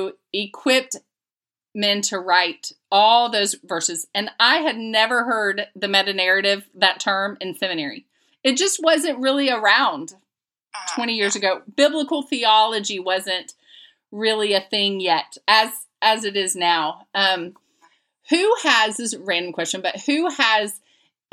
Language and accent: English; Lakeland, Florida, United States; I'm from Lakeland, so it's near